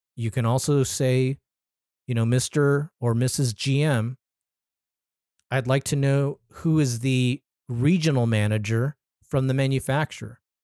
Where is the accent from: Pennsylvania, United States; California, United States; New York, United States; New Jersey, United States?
California, United States; Anaheim; my hometown, City of Anaheim.